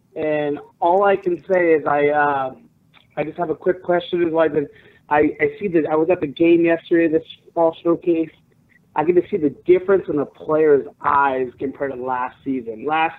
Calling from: Glendora, California, United States; I am from Glendora, California.

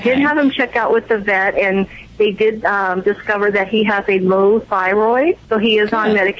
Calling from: Laguna Beach, California, United States; Laguna Beach.

